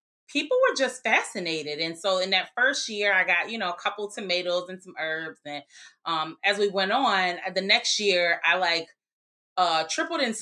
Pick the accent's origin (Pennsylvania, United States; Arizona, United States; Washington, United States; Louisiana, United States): Louisiana, United States; New Orleans; we grew up in New Orleans, but we would spend summers, weekends, et cetera, with our grandparents in Greensburg